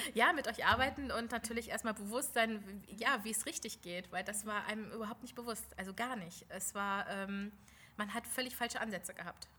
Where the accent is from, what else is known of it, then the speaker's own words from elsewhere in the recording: Lower Saxony, Germany; ich komme aus Niedersachsen